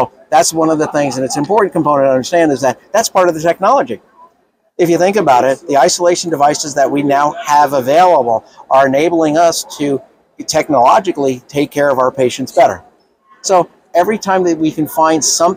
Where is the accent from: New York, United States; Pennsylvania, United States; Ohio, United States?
New York, United States; New York City; I'm from Brooklyn